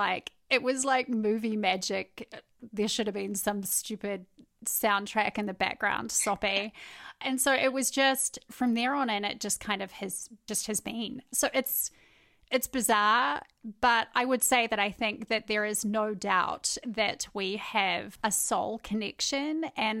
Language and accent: English; New Zealand; Basically, I met my husband in New Zealand. He's American. I'm obviously a New Zealander.